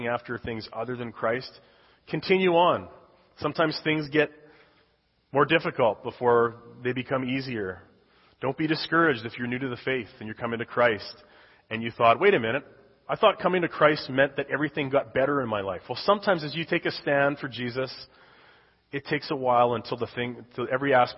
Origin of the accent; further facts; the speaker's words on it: Canada; moved away as an adult; I was born and raised in Canada